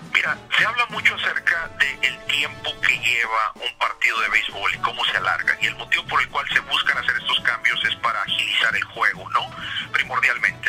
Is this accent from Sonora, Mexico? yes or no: yes; Hermosillo, Sonora, Mexico; moved away; soy de Hermosillo, Sonora, es el norte de México, frontera con Arizona